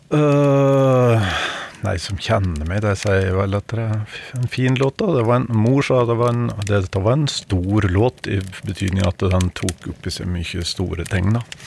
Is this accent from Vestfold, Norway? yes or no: no; Vinje, Telemark, Norway; jeg har faktisk vokst opp i Venje i Telemark